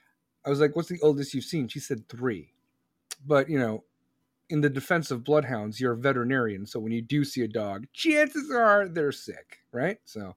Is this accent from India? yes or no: no; Chicago, Illinois, United States; I am from Chicago, Mama Bear. I am from Chicago. Chicagoland.